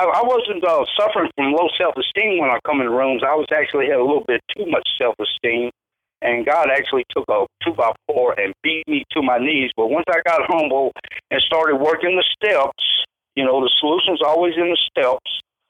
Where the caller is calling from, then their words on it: Lancaster, California, United States; I'm in Lancaster, California, Debbie.